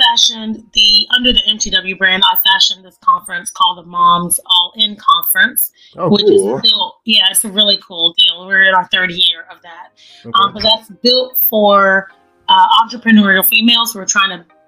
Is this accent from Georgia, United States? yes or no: no; Jacksonville, Florida, United States; now in Atlanta, United States; I'm from Florida. Born and raised in Duval County